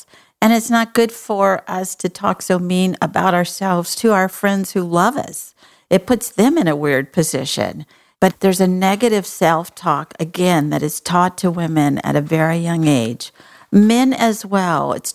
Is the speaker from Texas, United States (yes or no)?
yes; Texas, United States; I'm from Texas.